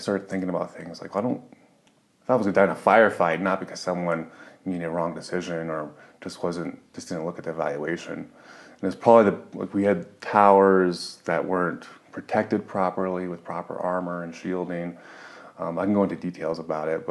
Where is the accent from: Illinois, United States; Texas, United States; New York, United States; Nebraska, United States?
Nebraska, United States; Omaha; I'm from Omaha, Nebraska